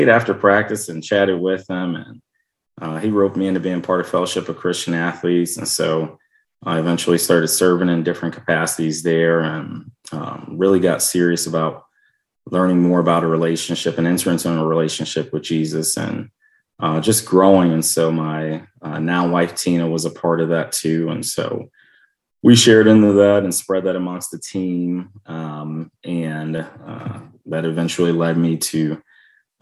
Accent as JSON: {"language": "English", "town": "Chicago", "region": "Illinois", "country": "United States", "tie": "born or raised there", "moved": "yes", "lives_now": "Iowa, United States", "said": "growing up in Chicago"}